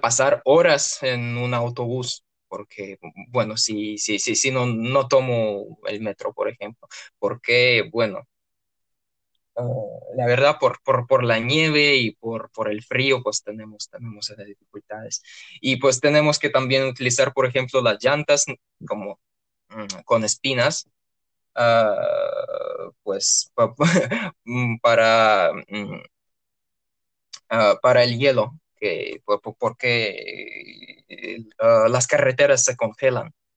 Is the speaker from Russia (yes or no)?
yes; Orenburg, Orenburg Oblast, Russia; Spanish is a second language; moved away as an adult; now in Moscow, Russia; originalmente soy de Orenburg